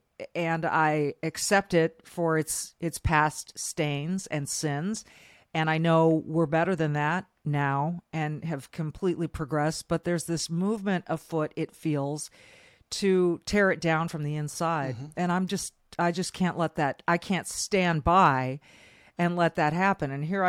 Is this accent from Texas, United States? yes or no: no; Manhattan Beach, California, United States; moved away as an adult; now in Minnesota, United States; I was born and raised in Manhattan Beach, California. I went to college up in Northern California, grad school in Southern California at USC, and here I am in Minnesota for the better part of 30 years now